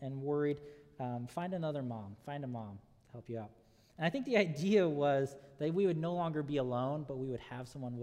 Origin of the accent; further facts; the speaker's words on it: Southern California, United States; growing up in Southern California